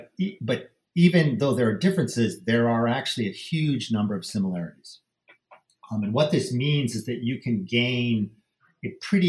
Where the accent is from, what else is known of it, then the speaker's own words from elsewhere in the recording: United States; I was raised in the United States. And as I said, my mother did not speak Japanese.